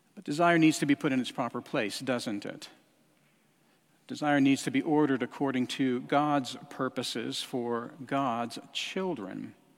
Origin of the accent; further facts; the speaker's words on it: Albuquerque, New Mexico, United States; moved away; I spent time, uh, growing up in Albuquerque, New Mexico